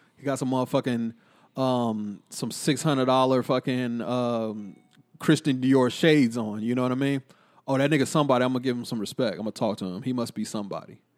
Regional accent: Killeen, Texas, United States; growing up in Killeen

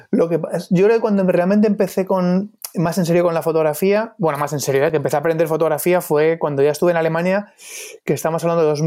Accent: Torrejón de Ardoz, Community of Madrid, Spain; also born or lived in London; now in Madrid, Spain; Sí, soy de Torrejón de Ardoz, sí. Ahora vivo en, el centro de Madrid, pero vamos, eh, todavía en Torrejón de Ardoz.

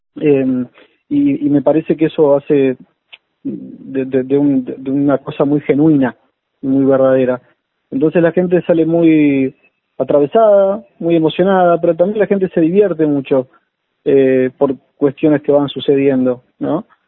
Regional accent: Maldonado, Uruguay; moved away as an adult; now in Buenos Aires, Argentina; Yo soy uruguayo, me vine para acá en el 2006

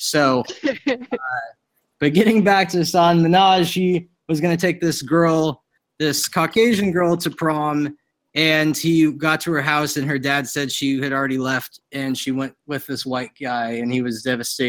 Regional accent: Davis, California, United States; I grew up in Davis

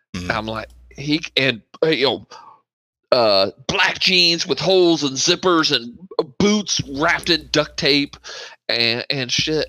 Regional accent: Bartholomew County, Indiana, United States; I grew up in Bartholomew County, Indiana

